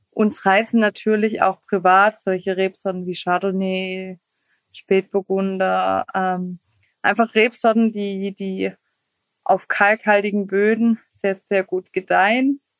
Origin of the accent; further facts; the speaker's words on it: Hessigheim, Baden-Württemberg, Germany; dann haben wir gesagt, wir machen ein eigenes Weingut und das liegt äh, in Hessigheim, also das ist mein